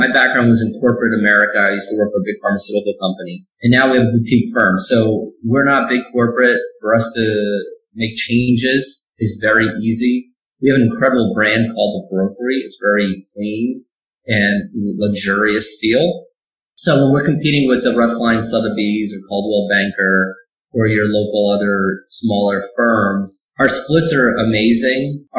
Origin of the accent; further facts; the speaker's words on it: New Jersey, United States; now in Phoenix, United States; In Jersey, where I grew up, it was 95 degrees and humid